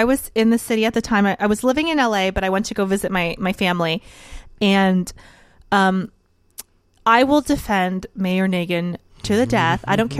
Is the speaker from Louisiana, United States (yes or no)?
yes; New Orleans, Louisiana, United States; moved away; I'm from New Orleans.